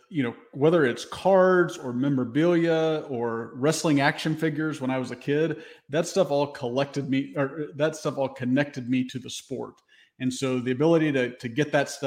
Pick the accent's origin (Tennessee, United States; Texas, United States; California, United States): Tennessee, United States; Memphis; when I was growing up in the Memphis area